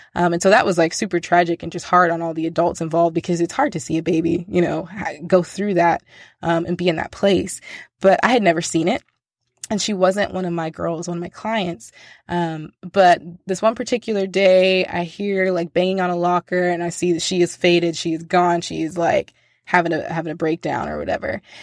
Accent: United States; I'm American, and I'm deeply American in that I speak one language and one language only.

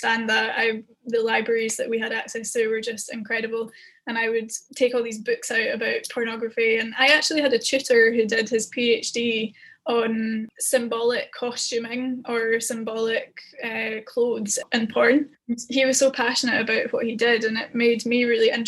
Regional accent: Scotland, United Kingdom; I'm Scottish

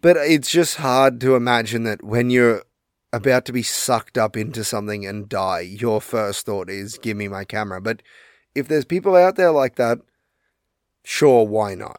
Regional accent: Australia; we're Australian

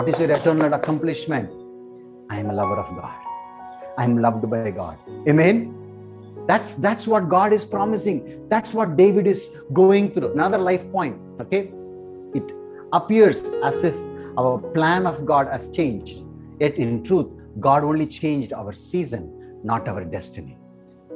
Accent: South India, India; I'm from South India

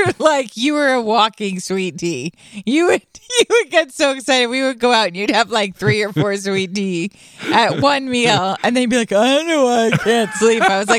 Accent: Toronto, Ontario, Canada; We're from Toronto.

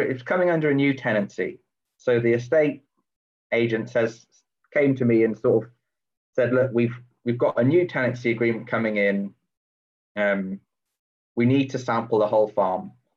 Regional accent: Shropshire, West Midlands, United Kingdom; moved away as an adult; now in East Lothian, United Kingdom; I grew up down in Shropshire um, on a it was actually previously a dairy farm

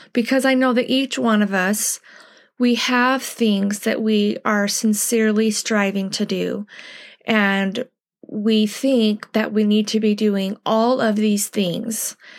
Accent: United States; as American Latter-day Saints

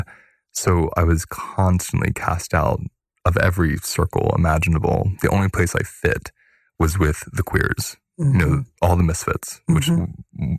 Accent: Pennsylvania, United States; I grew up in Pennsylvania and it was Irish Catholic

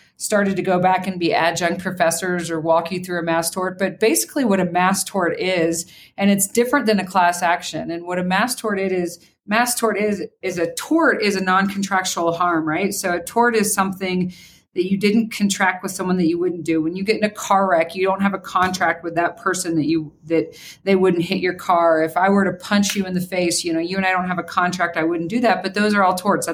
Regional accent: Kansas, United States; I grew up in Kansas

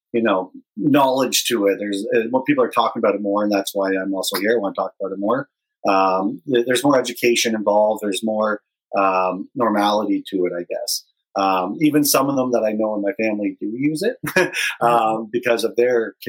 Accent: London, Ontario, Canada; growing up in London

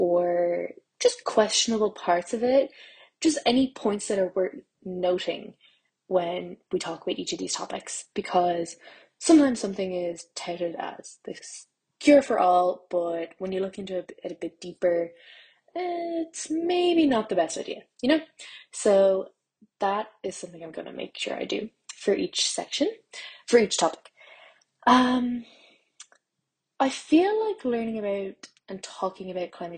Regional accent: Ireland; I'm Irish and I'm a plant scientist

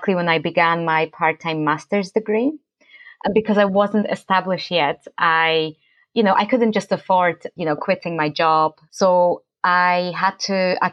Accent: Poland; moved away; I'm from Poland

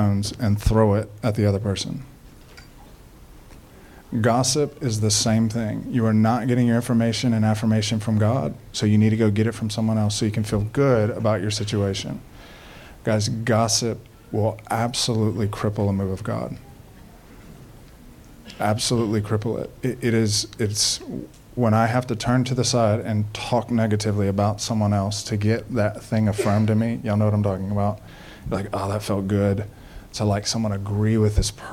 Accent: Baton Rouge, Louisiana, United States; I'm born and raised in Baton Rouge

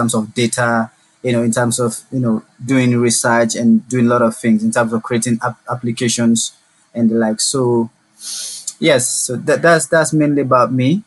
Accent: Sierra Leone; I'm from Sierra Leone, and I'm currently in my final years at the university

